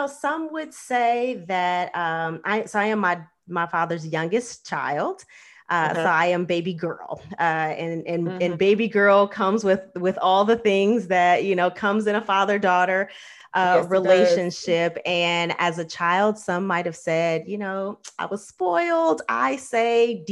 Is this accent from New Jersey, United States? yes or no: no; Los Angeles, California, United States; my own upbringing, because you grow up in LA and like celebrity life is not unusual